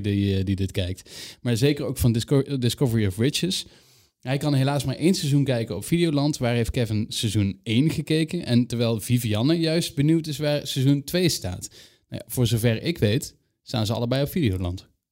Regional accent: Limburg, Netherlands; Ik ben een Limburger

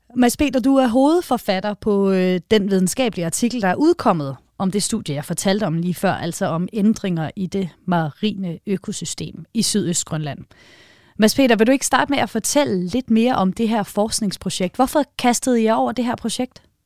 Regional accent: Denmark

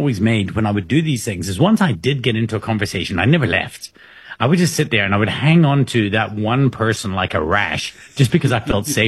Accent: South Africa; I'm from South Africa.

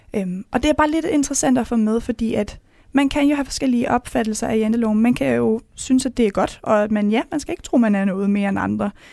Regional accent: Mors / Salling, North Denmark Region, Denmark; Jeg kommer fra Jentelovens højborg, hvis man kan sige det, mm. øh, oppe ved Mors deroppe, oppe ved Salling

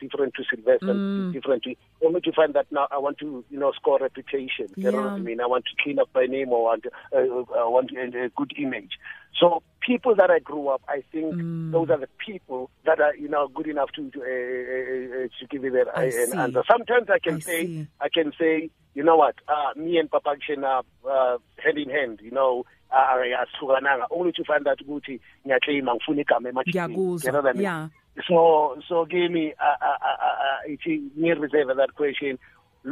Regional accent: South Africa; born or raised there; also born or lived in Soshanguve (garbled)

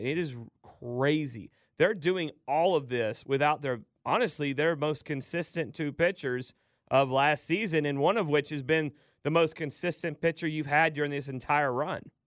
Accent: Dallas, Georgia, United States; I'm from Dallas, Georgia

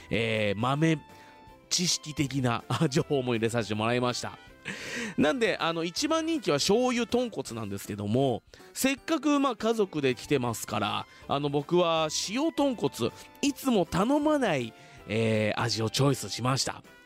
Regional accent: Fuji, Shizuoka, Japan; 生まれも育ちも静岡県富士市

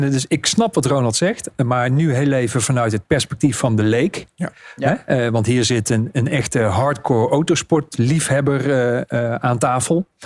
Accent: Netherlands; wij zijn als Nederlanders ook vrij snel verveeld.

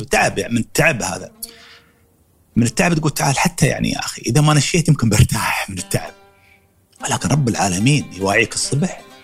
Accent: Dubai, United Arab Emirates; ولدت 1963 في دبي

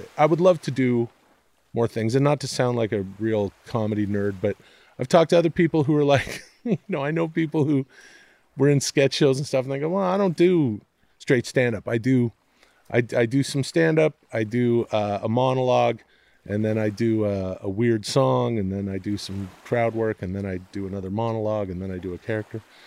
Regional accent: Ladner, British Columbia, Canada; moved away as an adult; now in Los Angeles, United States; growing up in Canada, in the area that I did, it was just outside of Vancouver in the suburbs, uh, I like to call it a, you know, a farming, fishing village of Ladner, British Columbia.

